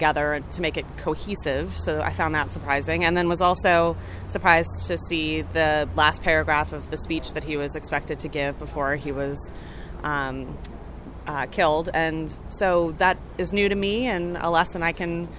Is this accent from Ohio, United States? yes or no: no; Charlotte, North Carolina, United States; Charlotte, North Carolina.